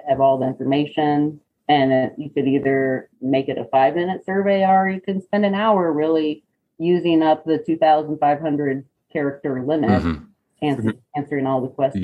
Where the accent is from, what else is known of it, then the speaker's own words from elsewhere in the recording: Gainesville, Florida, United States; I grew up in Florida, in North Florida, in Gainesville